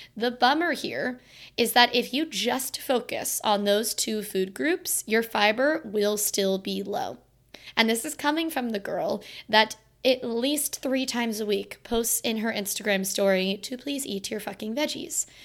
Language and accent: English; Florida, United States; now in Virginia, United States; my hometown in Florida